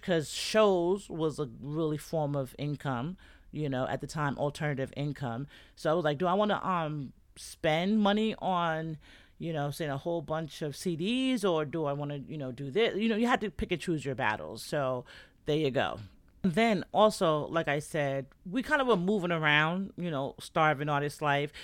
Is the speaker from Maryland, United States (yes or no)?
no; New York, United States; moved away; that's where I'm from. That's my hometown